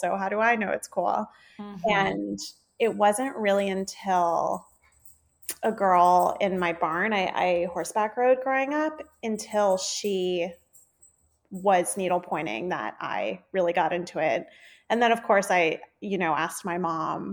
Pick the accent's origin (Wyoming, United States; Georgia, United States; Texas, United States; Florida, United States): Florida, United States; South; moved away; I grew up in South Florida